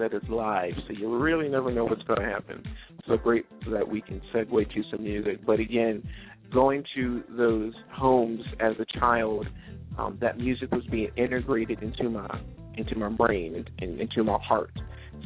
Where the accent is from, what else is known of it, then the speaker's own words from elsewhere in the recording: New Jersey, United States; I grew up in South Jersey